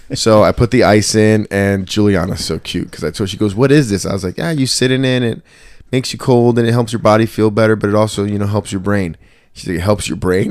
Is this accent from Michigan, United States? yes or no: no; Trenton, New Jersey, United States; I was growing up in Trenton